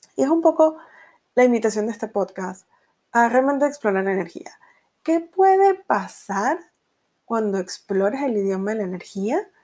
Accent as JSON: {"language": "Spanish", "country": "Venezuela", "tie": "born or raised there", "moved": "as an adult", "said": "yo eh, nací y crecí en Venezuela"}